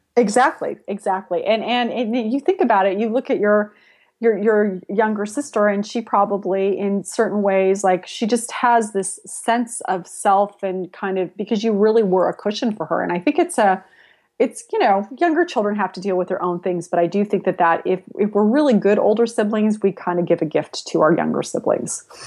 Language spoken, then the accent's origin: English; San Jose, California, United States; also born or lived in Spain / Latin America; I grew up in San Jose before it was Silicon Valley